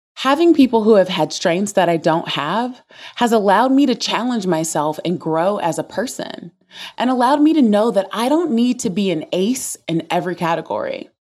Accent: the South, United States; Growing up in the South as an introvert

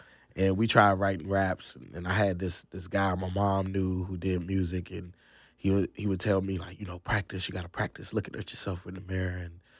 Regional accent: Virginia, United States; now in North Carolina, United States; Nah, actually that's in Virginia. I'm from Northern Virginia originally.

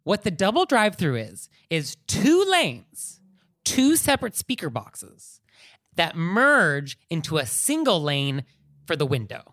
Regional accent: California, United States; a Californian myself, hardwired to think about earthquakes

